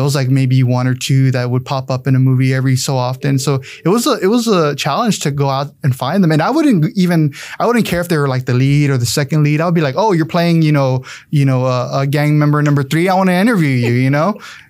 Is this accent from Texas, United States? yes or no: yes; San Antonio, Texas, United States; Yeah, I grew up in San Antonio. I'm from the south side of town. Deep south. When you think of south, you think of Southwest Military, but I'm way far out there on 1604 going to Lasoya, Texas. Way out there, I went to Southside High School.